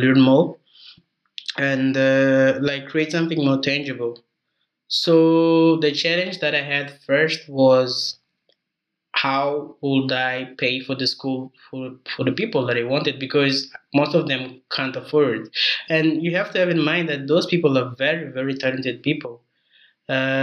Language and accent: English; Mozambique; also born or lived in South Africa; I'm original from Mozambique